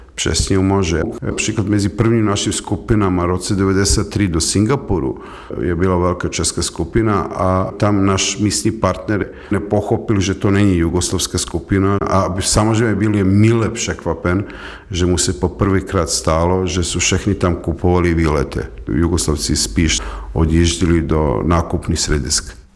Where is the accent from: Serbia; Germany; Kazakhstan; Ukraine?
Serbia; Belgrade; Czech is a second language; moved away as an adult; also born or lived in Prague, Czech Republic; jsem Srb a narozen Bělehradu